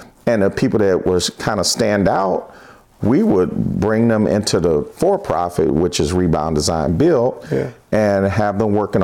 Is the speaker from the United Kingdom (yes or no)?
no; Detroit, Michigan, United States; born or raised there; also born or lived in California